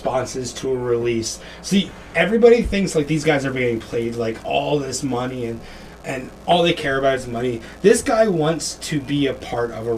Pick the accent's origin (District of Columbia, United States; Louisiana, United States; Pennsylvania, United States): Pennsylvania, United States; we're from Pennsylvania